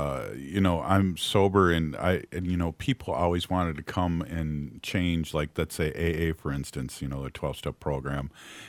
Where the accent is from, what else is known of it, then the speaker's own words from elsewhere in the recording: United States; I'm a Ho-Chunk. I'm not from South Dakota, so to speak, or North Dakota.